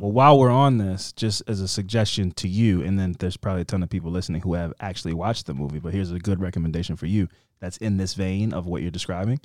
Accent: Baltimore, Maryland, United States; we're two dudes from Baltimore.

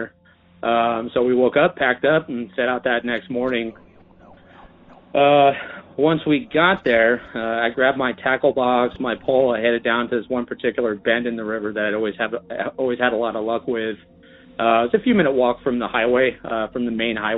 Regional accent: Bay Area, California, United States; I grew up in the Bay Area, born and raised

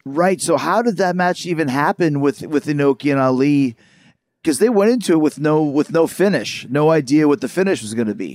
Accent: Winnipeg, Manitoba, Canada; I grew up in Winnipeg

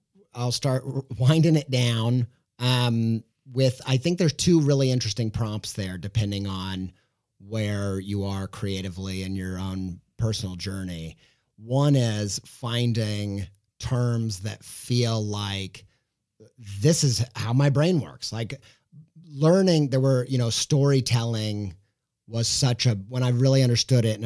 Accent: Whiteland, Indiana, United States; I grew up in Whiteland, Indiana

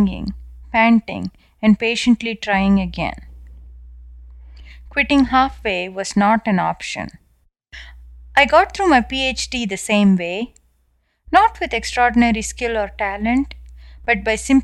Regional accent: South India, India; moved away as an adult; now in United States; as you can clearly tell from my accent, I was born and raised in India

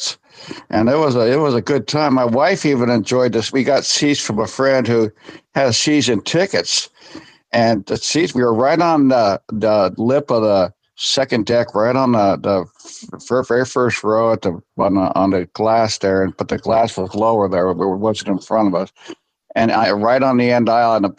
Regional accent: Bay Area, California, United States; We grew up in the Bay Area

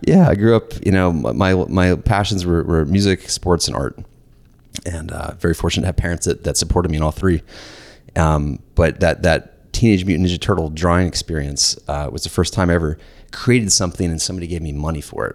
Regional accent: Lawrenceville, Georgia, United States; I grew up in Warrensville, Georgia

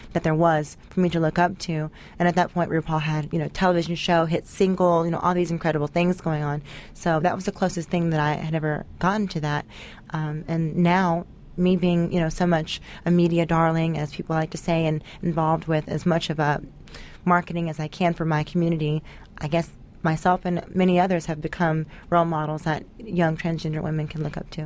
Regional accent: Tennessee, United States; I grew up in the South in uh, Tennessee

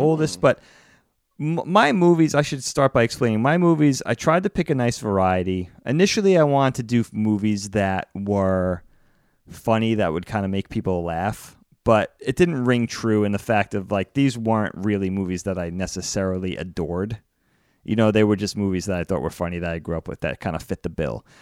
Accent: East Coast, United States; growing up on the East Coast

